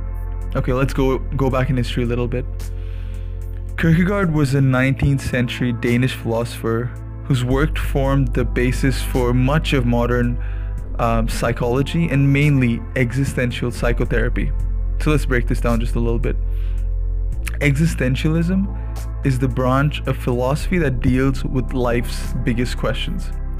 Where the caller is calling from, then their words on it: Bangalore, Karnataka, India; I'm tuning in from Bangalore, India.